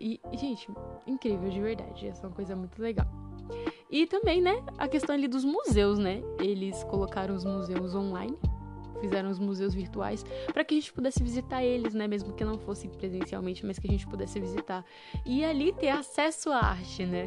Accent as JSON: {"language": "Portuguese", "country": "Brazil", "said": "nós brasileiros"}